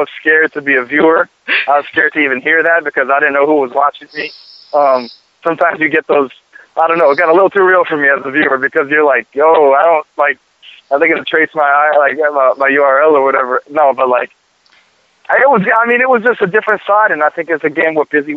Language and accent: English; Boston, Massachusetts, United States; also born or lived in Miami; I'm down here in Miami right now, and I come from Boston, but I've been out in Miami.